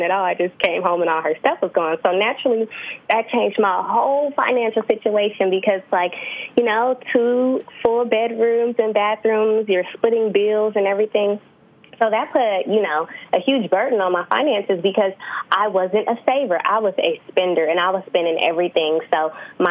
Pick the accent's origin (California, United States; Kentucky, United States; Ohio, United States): California, United States; San Francisco; also born or lived in Atlanta, Georgia; I am originally from San Francisco, California